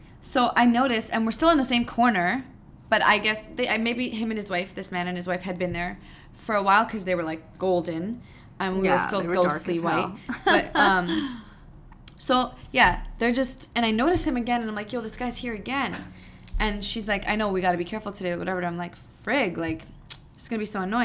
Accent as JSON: {"language": "English", "town": "Toronto", "region": "Ontario", "country": "Canada", "said": "We're from Toronto."}